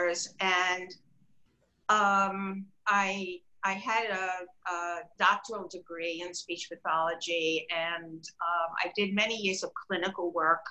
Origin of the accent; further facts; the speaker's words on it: New York, United States; moved away as an adult; also born or lived in Connecticut; now in Palm Beach, United States; I'm originally from New York